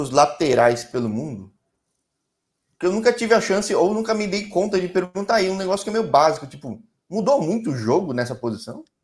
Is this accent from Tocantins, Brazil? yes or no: no; Rio de Janeiro, Brazil; moved away as an adult; now in France; Eu sou do Rio, sou do Rio mesmo, sou do Rio mesmo.